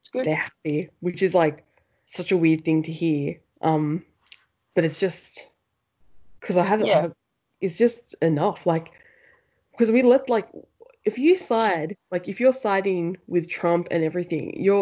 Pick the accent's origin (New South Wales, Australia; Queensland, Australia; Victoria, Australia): New South Wales, Australia; Penrith; I really got abused racially growing up in Penrith